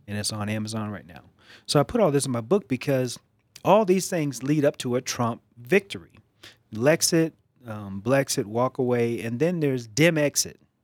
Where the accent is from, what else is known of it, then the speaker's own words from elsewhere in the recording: East Coast, United States; moved away; So, I grew up on the East Coast, and I grew up in a, a very liberal, progressive household